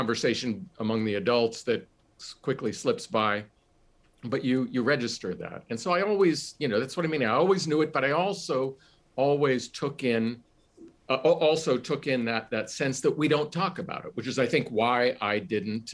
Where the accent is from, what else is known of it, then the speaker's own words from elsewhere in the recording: Johnstown, Pennsylvania, United States; Johnstown, my hometown